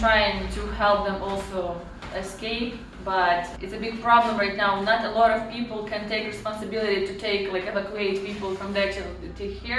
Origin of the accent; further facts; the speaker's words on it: Ukraine; English is a second language; Yeah, I learned English in Ukraine by myself.